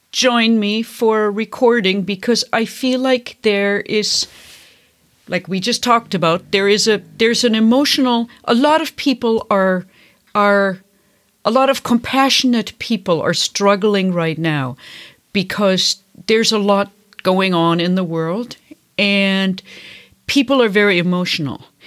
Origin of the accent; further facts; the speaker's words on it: Bavaria, Germany; moved away; I come from Catholic Bavaria